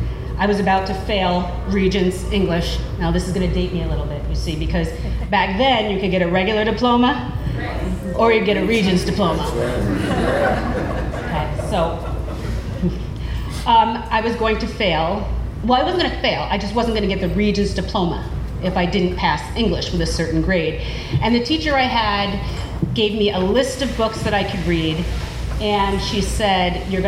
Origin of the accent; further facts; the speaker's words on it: Troy, New York, United States; I grew up in the Burg, as we call it